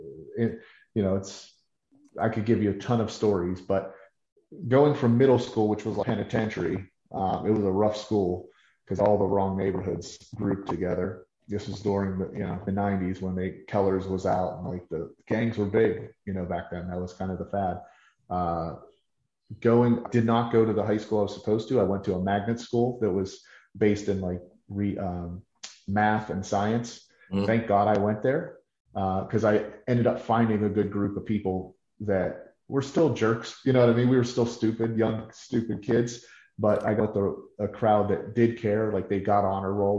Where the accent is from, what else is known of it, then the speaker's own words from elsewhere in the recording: Pittsburgh, Pennsylvania, United States; born and raised in Pittsburgh